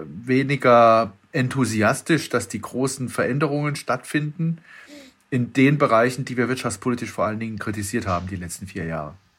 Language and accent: German; Freiburg im Breisgau, Baden-Württemberg, Germany; bin ich da als Freiburger